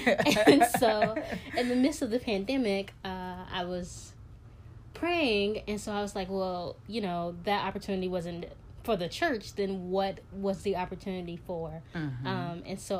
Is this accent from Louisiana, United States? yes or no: no; Chicago, Illinois, United States; moved away as an adult; now in New York City, United States; I'm from Chicago. I live in New York City. I moved to New York City to get my master's in publishing, and I've been here ever since. Didn't think I would be here that long, but I've been here 6 years